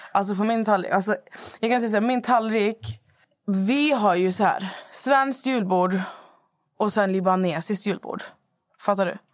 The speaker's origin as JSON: {"language": "Swedish", "town": "Skövde", "region": "Västra Götaland", "country": "Sweden", "moved": "yes", "said": "jag är hemma i Skövde hos min mamma"}